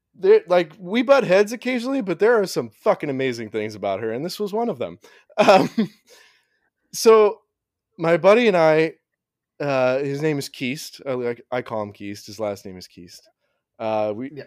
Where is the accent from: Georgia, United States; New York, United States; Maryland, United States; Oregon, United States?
Oregon, United States; we grew up in Oregon.